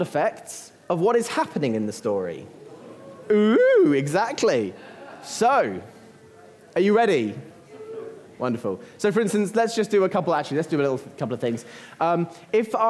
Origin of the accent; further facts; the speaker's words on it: Uckfield, South East England, United Kingdom; you're back in Uckfield for me.